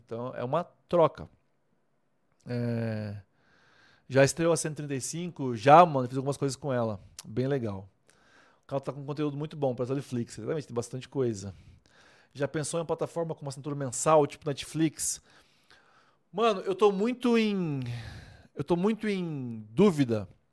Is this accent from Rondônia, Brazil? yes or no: yes; Vilhena, Rondônia, Brazil; moved away as an adult; also born or lived in Maringá; now in Bragança Paulista, Brazil; eu sou rondoniense. Eu nasci em Rondônia, em Vilhena, Rondônia, no ano de 85.